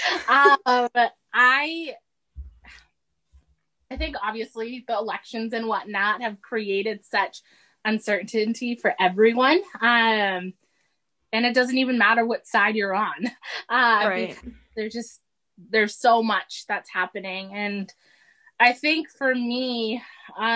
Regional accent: Massachusetts, United States; also born or lived in Saudi Arabia; we moved straight to Massachusetts, and this is where I was raised.

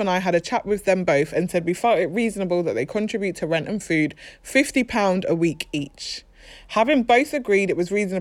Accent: London, United Kingdom; We are just from South London?

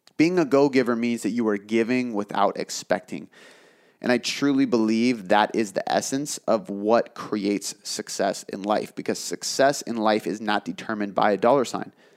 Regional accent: south of Seattle, Washington, United States; here. in my hometown, south of Seattle.

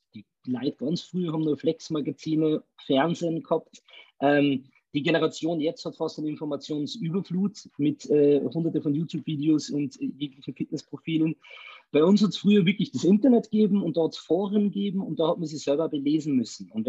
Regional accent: Salzburg, Austria; Ich bin ein Salzburger, also aus dem schönen Österreich.

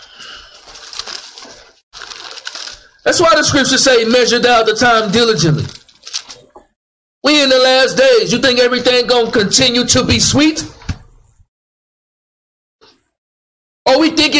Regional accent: Dallas, Texas, United States; I grew up in West Dallas

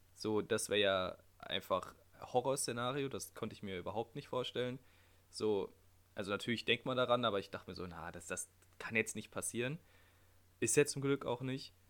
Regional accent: Germany; in der Heimat, also bei uns in Deutschland

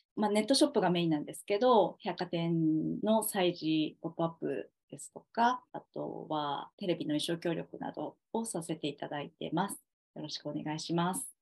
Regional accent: Okayama, Japan; moved away as an adult; now in Tokyo, Japan; 実家は私岡山なんですけど

